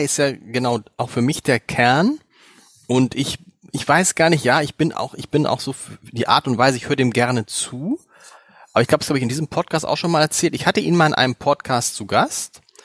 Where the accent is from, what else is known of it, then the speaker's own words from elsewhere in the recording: Germany; uns denn da hier als Deutsche